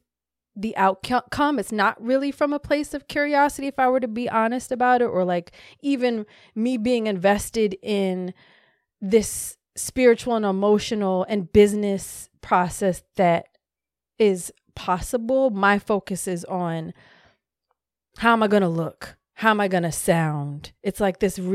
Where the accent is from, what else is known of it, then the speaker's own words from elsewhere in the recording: Hawaii, United States; I was born in Hawaii